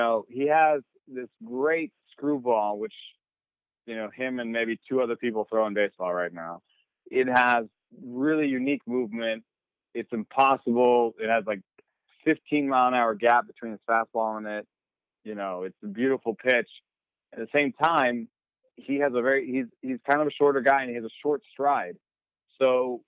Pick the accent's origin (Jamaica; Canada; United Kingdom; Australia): Jamaica; I was born in Jamaica.